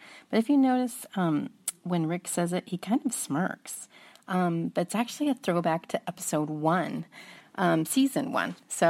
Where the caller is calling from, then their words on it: California, United States; from California calling.